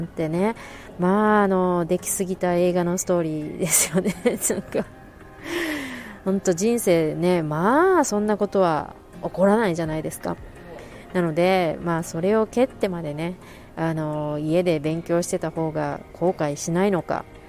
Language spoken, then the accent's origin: Japanese; Japan; 私は日本から来てるし